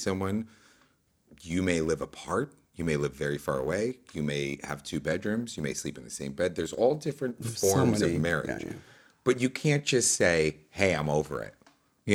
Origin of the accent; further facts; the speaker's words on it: New York, United States; growing up in New York